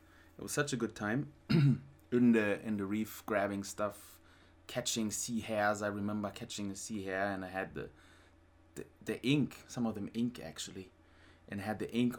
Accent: Germany; moved away as an adult; also born or lived in Thailand / South America; So we went back to Germany, and then I had a regular kind of life as a kid growing up in Germany, and then spent some other time a little later in South America.

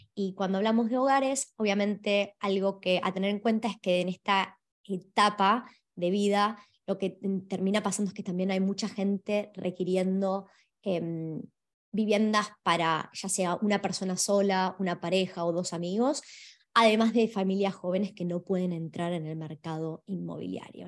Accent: Argentina; now in Australia; hablo de Argentina, que es de donde vengo

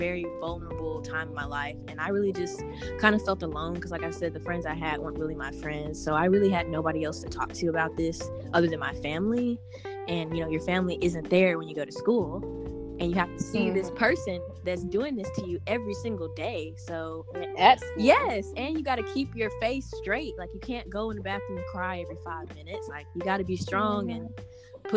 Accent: Chattanooga, Tennessee, United States; moved away as an adult; now in Knoxville, United States; I'm also from Chattanooga, Tennessee

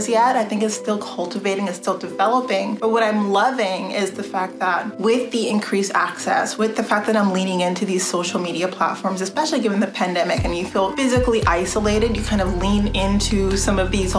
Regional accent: Canada; I see myself as Canadian

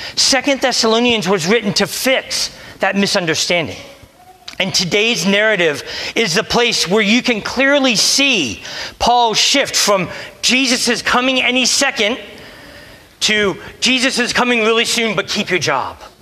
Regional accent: Delaware, United States; moved away; I'm from Delaware.

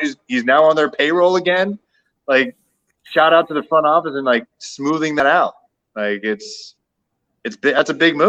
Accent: Toronto, Ontario, Canada; moved away; I'm from Toronto, and you know, Smitty was playing when I still lived here

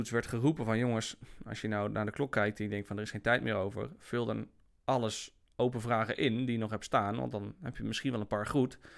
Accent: Apeldoorn, Gelderland, Netherlands; also born or lived in Germany; Ja, nou, ik ben geboren in Duitsland.

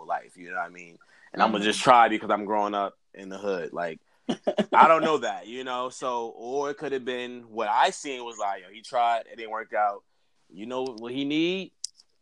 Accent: Orange, New Jersey, United States; we grew up in Orange

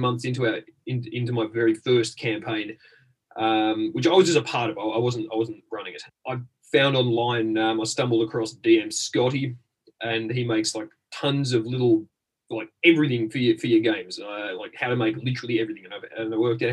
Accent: Australia; moved away as an adult; now in London, United Kingdom; I'm from Australia, but I live in the United Kingdom.

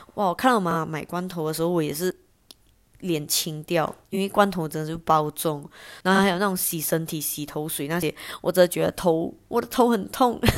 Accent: Johor Bahru, Johor, Malaysia; 我家附近有一个是 J B 这边最大的夜市

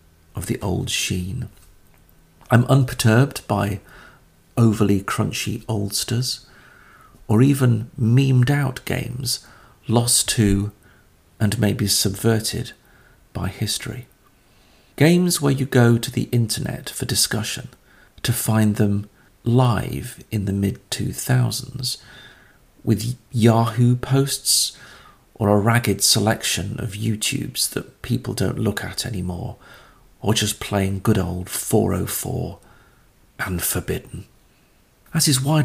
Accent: Caithness, Scotland, United Kingdom; I was born up in Caithness, at the top of Scotland, which means really I'm made for mist, mizzle, rain, sleet, single-digit temperatures at best, and longing.

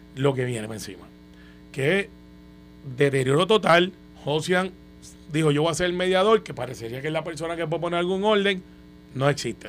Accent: Guaynabo, Puerto Rico; Yo soy de Guainabo

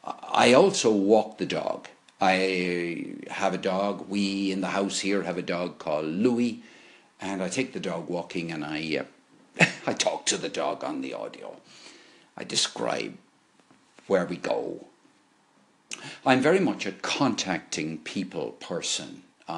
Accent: Limerick, Munster, Ireland; born there; also born or lived in Dublin / London / Bath; now in Cork, Ireland; By the way, I was born in Limerick, went to live in Dublin, went to live in London, the West Country, ended up in Bath, and then came to Cork in 2005.

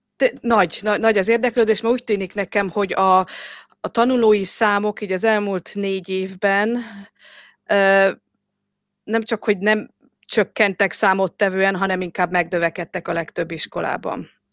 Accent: Western Hungary, Hungary; moved away as an adult; also born or lived in Budapest / Oxford; now in England, United Kingdom; Magyarországon születtem, Nyugat-Magyarországon

